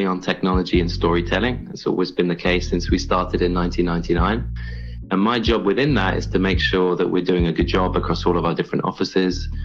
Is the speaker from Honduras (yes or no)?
no; England, United Kingdom; moved away as an adult; now in New York City, United States; I'm English. I was born in England, and I grew up there.